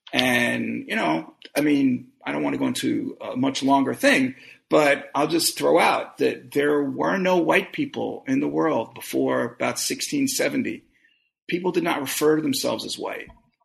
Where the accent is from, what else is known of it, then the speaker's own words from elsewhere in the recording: Brooklyn, New York, United States; I've been thinking about it really all my life since I grew up in Brooklyn in a period of what was then called white flight